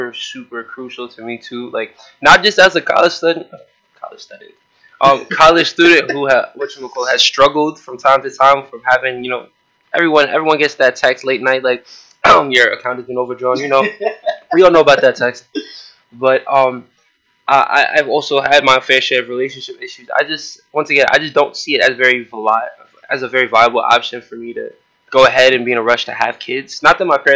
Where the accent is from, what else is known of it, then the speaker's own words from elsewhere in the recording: United States; I'm American born and raised